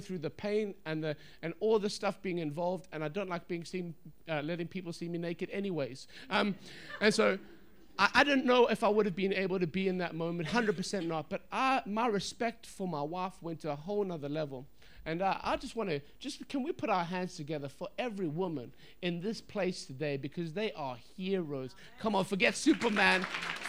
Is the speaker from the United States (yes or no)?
no; England, United Kingdom; now in Bradford, United Kingdom; I'm from England. I'm living in Bradford